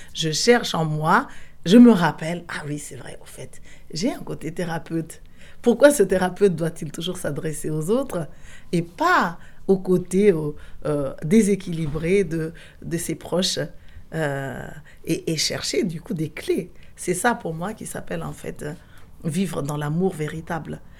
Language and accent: French; Madagascar; en tant que malgache